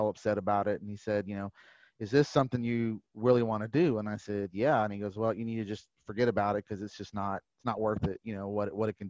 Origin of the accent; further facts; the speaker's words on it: San Antonio, Texas, United States; also born or lived in Brownsville, Texas / Leander, Texas; I grew up in San Antonio, Texas